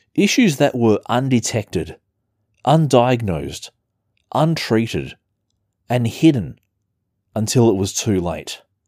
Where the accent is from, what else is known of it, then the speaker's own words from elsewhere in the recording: Adelaide, South Australia, Australia; my hometown, Adelaide, South Australia